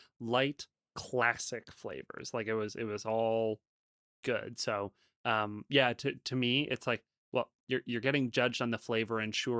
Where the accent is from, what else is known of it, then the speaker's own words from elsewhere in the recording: Wisconsin, United States; I'm from Wisconsin.